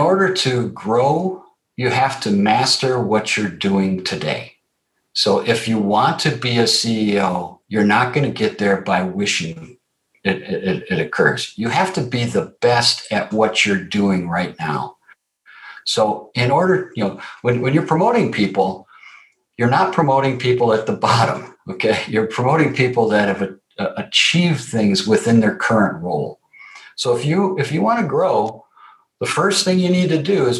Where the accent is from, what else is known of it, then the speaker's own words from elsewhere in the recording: Wisconsin, United States; So I grew up in Wisconsin, and I grew up in Wisconsin in the 60s